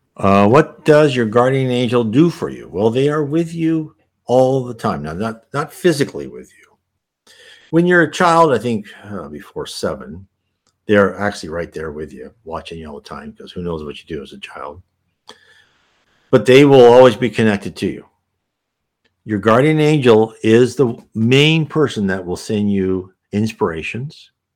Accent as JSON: {"language": "English", "country": "United States", "tie": "born or raised there", "said": "I was born and raised in the United States"}